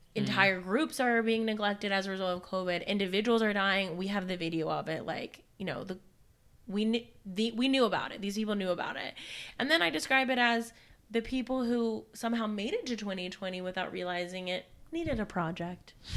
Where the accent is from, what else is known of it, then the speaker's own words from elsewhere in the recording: Alabama, United States; I'm from Alabama